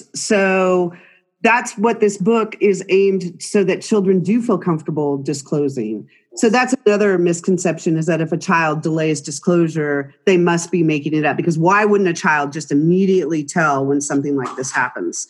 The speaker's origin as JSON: {"language": "English", "region": "California", "country": "United States", "tie": "born or raised there", "moved": "yes", "lives_now": "Utah, United States", "said": "Born and raised in California"}